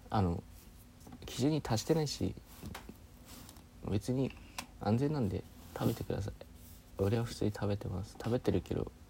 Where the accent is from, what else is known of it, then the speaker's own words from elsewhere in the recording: Fukushima, Japan; 僕福島県出身なんですけど